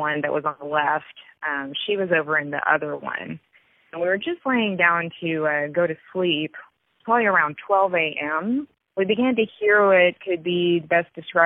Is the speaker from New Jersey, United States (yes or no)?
no; Dallas, Texas, United States; I'm from Dallas, Texas.